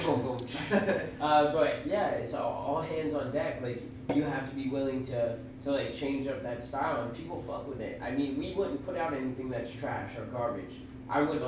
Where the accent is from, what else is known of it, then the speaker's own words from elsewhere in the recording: New Jersey, United States; now in Florida, United States; I lived in Jersey for a while. Like, I'm from Jersey. So it's like, I was in North Jersey